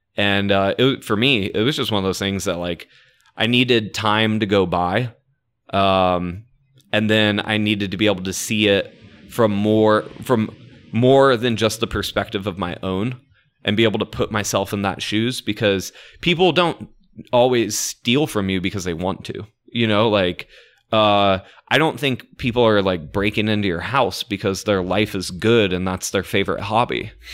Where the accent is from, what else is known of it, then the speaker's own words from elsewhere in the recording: Orlando, Florida, United States; I am from Orlando, so I know half of the town